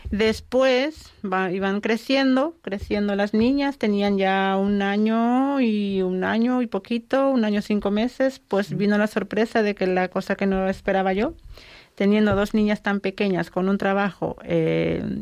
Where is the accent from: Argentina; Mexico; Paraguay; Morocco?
Paraguay; now in Spain; eh, yo soy nacida en Paraguay, o sea que soy paraguaya.